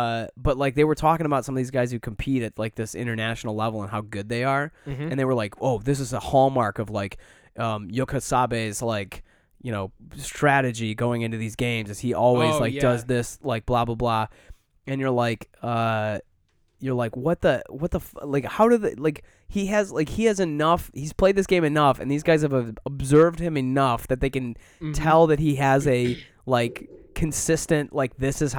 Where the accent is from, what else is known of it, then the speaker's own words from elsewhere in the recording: Southfield, Michigan, United States; now in Chicago, United States; I grew up right around that area.